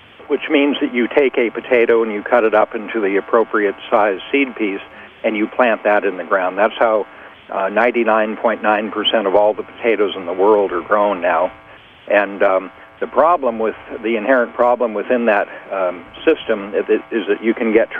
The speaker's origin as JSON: {"language": "English", "country": "United States", "said": "as an American farmer"}